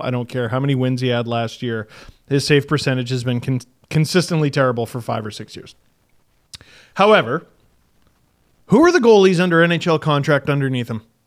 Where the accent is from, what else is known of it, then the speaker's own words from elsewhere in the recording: Canada; As a Canadian